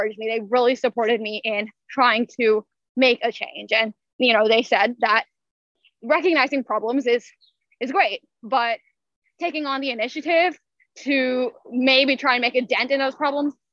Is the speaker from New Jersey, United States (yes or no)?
no; Louisville, Kentucky, United States; all of this is based out of Louisville, my hometown